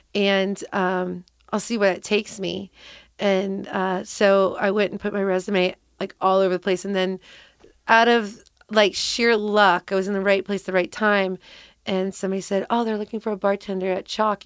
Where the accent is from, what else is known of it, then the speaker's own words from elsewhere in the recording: Cincinnati, Ohio, United States; moved away as an adult; also born or lived in San Francisco; I grew up right here in Cincinnati